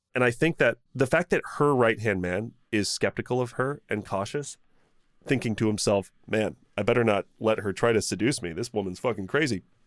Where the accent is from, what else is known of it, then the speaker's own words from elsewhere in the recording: United States; being an American